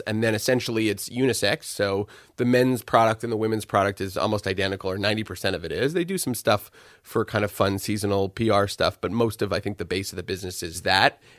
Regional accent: Montreal, Quebec, Canada; moved away as an adult; also born or lived in Toronto; I grew up in Montreal

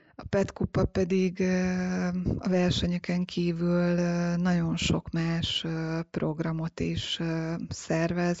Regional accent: Hungary; Én a Balatonon nőttem fel

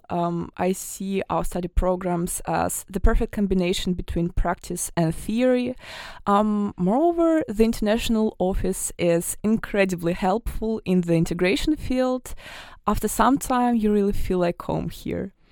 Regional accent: Siberia, Russia; moved away as an adult; now in Germany; I'm 19 years old and I come from a small city in Siberia.

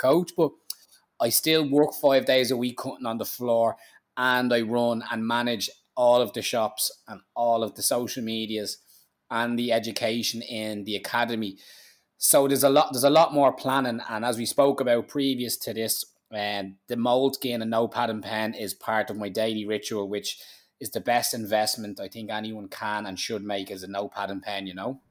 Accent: Ireland; being an Irish man

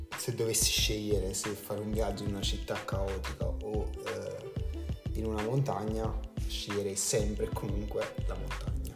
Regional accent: Campania, Italy; sono campano

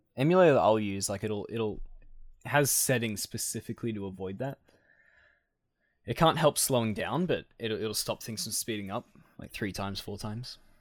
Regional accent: Scone, New South Wales, Australia; moved away as an adult; This will be my last, last time recording in Scone

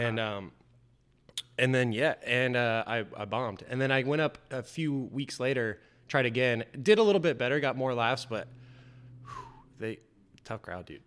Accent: Indiana, United States; also born or lived in Kentucky / Denver, Colorado; now in Florida, United States; come from Indiana, went to school in Kentucky.

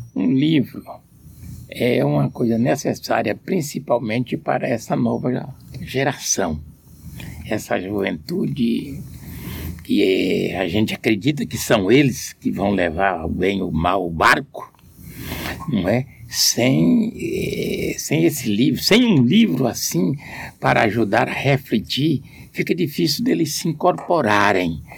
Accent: Amarante, Piauí, Brazil; moved away as an adult; No Amarante, onde eu, vi, onde eu nasci, criei até os meus 32 anos

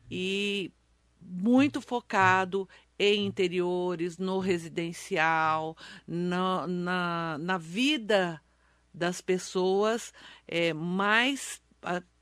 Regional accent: Mogi das Cruzes, São Paulo, Brazil; Trabalho em Mogi, sou nascida em Mogi, formada em Mogi, então sou cria de Mogi das Cruzes.

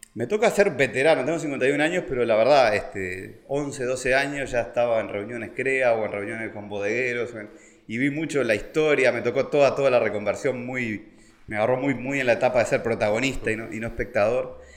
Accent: Montevideo, Uruguay; moved away as an adult; me vengo de la ciudad, fui criado en Montevideo, en Carrasco, en colegios muy buenos

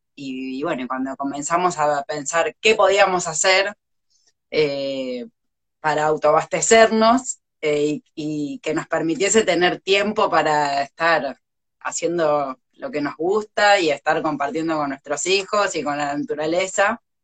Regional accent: Buenos Aires, Argentina; now in Puerto Madryn, Argentina; somos oriundos de Buenos Aires, la realidad de los dos, pero nos encontramos acá en Puerto Madryn hace ya muchísimos años

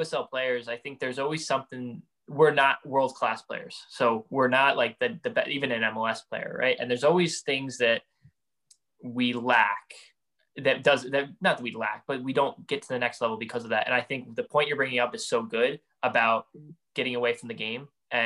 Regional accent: Hudson Valley, New York, United States; we're both from the Hudson Valley, New York

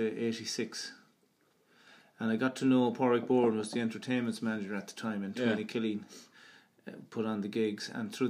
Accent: Tuam, Connacht, Ireland; also born or lived in Galway / Clonbur; I grew up here in this house. My father's father bought it here in Tuam, and I've been living in it most of my life, except for a few years in Galway.

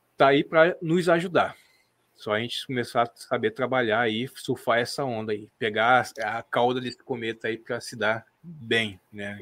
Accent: Brazil; nós como brasileiros

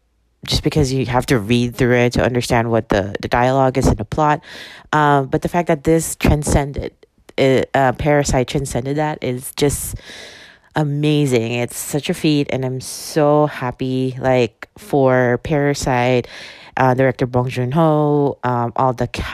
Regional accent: Philippines; now in California, United States; I am a person living in California, very close to LA, very close to Hollywood. So ever since I immigrated here from the Philippines, I have been like one of those people that's been fascinated by Hollywood

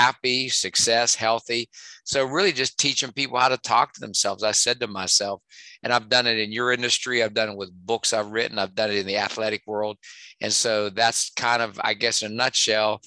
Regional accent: West Virginia, United States; accent: West Virginia twang; moved away as an adult; also born or lived in Pittsburgh; my twang that you hear from West Virginia.

